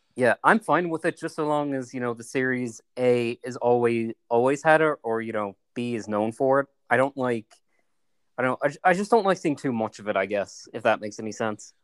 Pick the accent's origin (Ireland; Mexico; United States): Ireland; I am Irish, so I like watching movies about my country